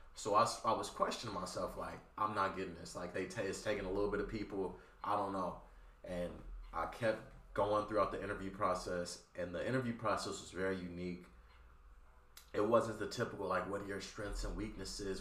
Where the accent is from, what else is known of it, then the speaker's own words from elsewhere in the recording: Compton, California, United States; I'm from Compton too